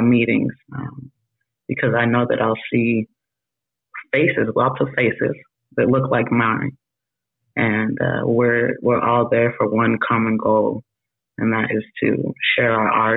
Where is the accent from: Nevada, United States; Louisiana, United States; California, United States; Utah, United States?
Utah, United States; I myself am not from Utah originally either, but grew up in Utah.